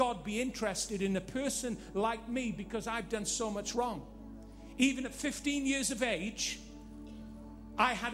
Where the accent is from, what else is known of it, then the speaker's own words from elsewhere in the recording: Northern Ireland, United Kingdom; Living in Northern Ireland, growing up in Northern Ireland